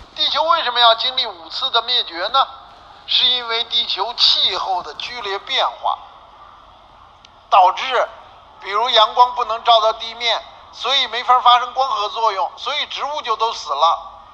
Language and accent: Chinese; Beijing, China; 我在北京就更清楚了